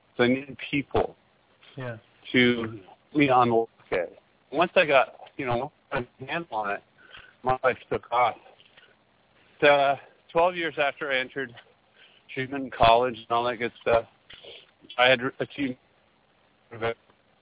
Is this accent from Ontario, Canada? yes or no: yes; Midland, Ontario, Canada; also born or lived in Vancouver, Canada; as a little boy growing up in Midland, Ontario